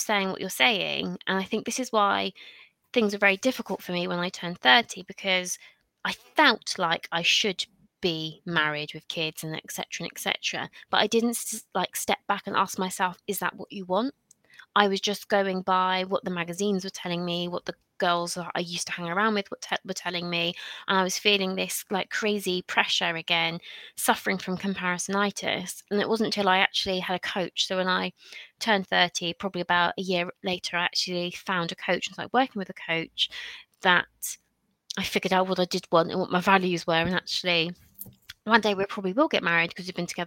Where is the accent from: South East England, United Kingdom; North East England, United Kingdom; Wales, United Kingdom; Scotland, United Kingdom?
South East England, United Kingdom; also born or lived in Bristol; I'm originally from a little town between Eastbourne and Brighton